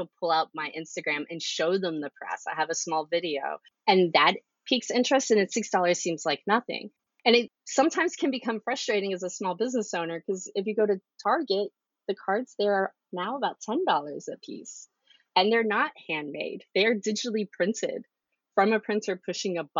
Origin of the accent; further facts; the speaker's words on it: Texas, United States; now in Baltimore, United States; I'm originally from Texas.